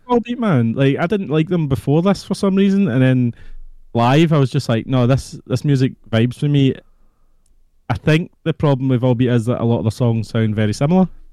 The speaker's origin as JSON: {"language": "English", "region": "Scotland", "country": "United Kingdom", "said": "Oh, Scotland"}